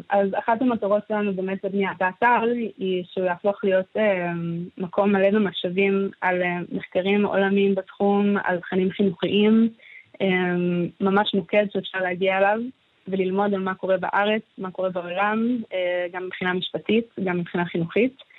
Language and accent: Hebrew; Gan Yavne, Central District, Israel; כשהייתי קטנה אני גדלתי בגן יבנה